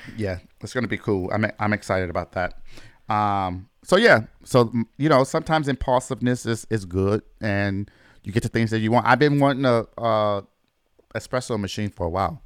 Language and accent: English; Michigan, United States; my home state in Michigan